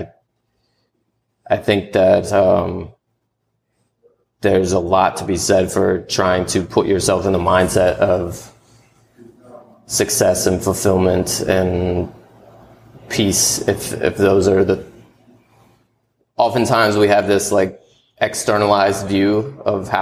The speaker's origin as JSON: {"language": "English", "town": "Richmond", "region": "Virginia", "country": "United States", "tie": "born or raised there", "moved": "yes", "lives_now": "Atlanta, United States", "said": "when I moved here from Richmond, Virginia. That's where I grew up"}